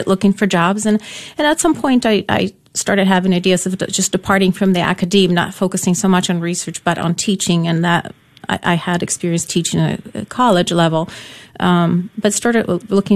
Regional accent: Poland; first language Polish; English is a second language; now in United States; I was born in Poland, so yeah. Polish was my, first language

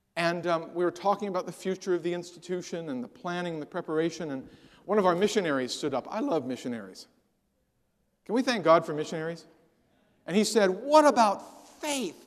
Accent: San Jose, California, United States; I grew up in the San, the San Jose area of California, watched it go from orchards to silicon chips in my lifetime

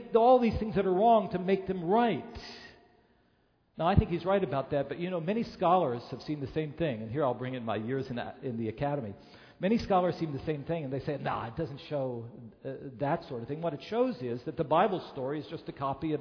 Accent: Chicago, Illinois, United States; being a Chicagoan

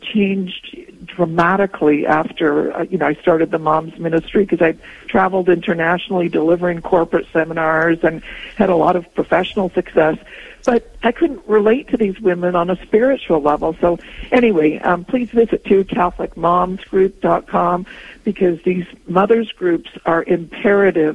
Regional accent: Poland; also born or lived in Toronto, Canada; now in Canada; I was born in Poland

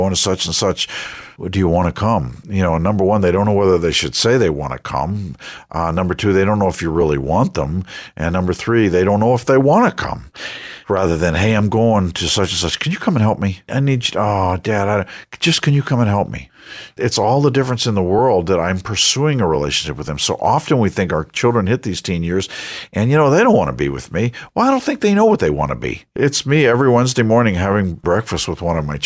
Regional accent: Westbury, New York, United States; I grew up on Long Island. And on Long Island, I grew up in a place called Westbury

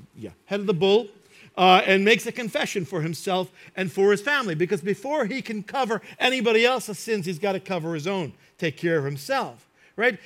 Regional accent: United States; I grew up in New York and New Jersey

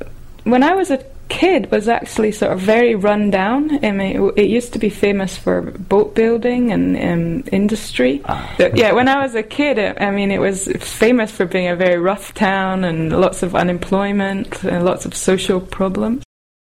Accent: Scotland, United Kingdom; I'm from Scotland.

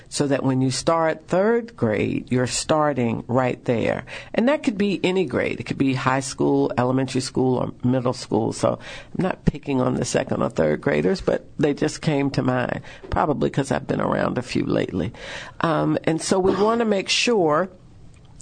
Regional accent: the South, United States; We say soda in the South.

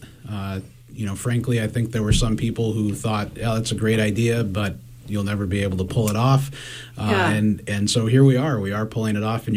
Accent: Colorado, United States; moved away; I grew up in Colorado fly fishing for brook trout in the Rocky Mountains

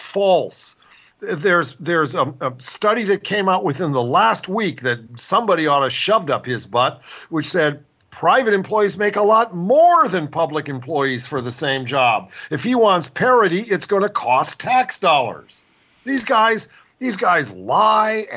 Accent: Ohio, United States; moved away; also born or lived in Washington State; I grew up in Ohio with state stores

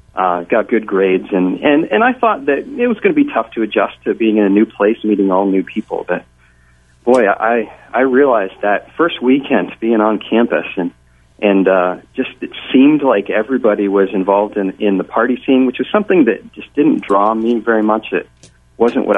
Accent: Pleasant Valley, New York, United States; moved away as an adult; also born or lived in Gettysburg, Pennsylvania; I grew up in the Hudson Valley, in Pleasant Valley, New York

